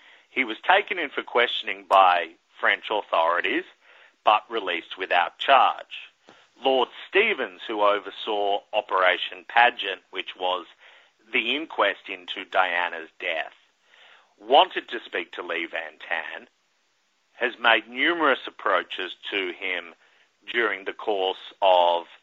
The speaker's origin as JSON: {"language": "English", "country": "Australia", "tie": "born or raised there", "moved": "yes", "lives_now": "New York City, United States", "said": "as a kid growing up in Australia"}